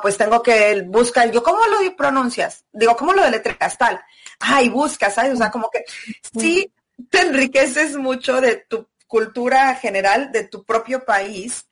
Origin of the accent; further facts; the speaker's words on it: Celaya, Guanajuato, Mexico; moved away as an adult; also born or lived in Mexico City / Australia; soy de Celaya, en México